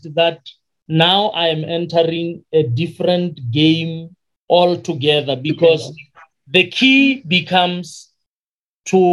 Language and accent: English; Limpopo, South Africa; first language Sepedi; English is a second language; moved away; also born or lived in Western Cape; To the people in Limpopo, where I come from, I am really a coconut